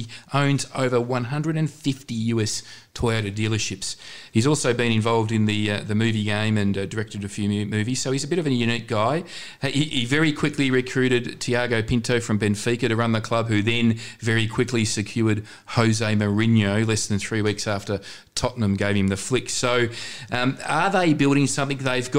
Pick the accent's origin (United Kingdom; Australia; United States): Australia; Melbourne, Victoria; "I'm from Melbourne."